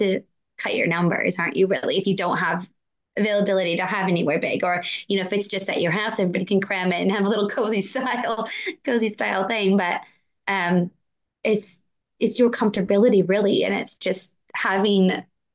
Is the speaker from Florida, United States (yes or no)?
no; Wisconsin, United States; I grew up in Wisconsin